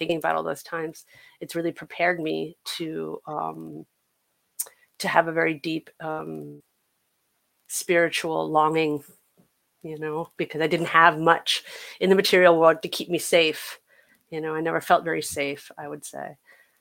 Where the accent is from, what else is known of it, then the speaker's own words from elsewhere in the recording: New York City, New York, United States; I am a New York City kid. I was born and raised in Upper Manhattan, Upper West Side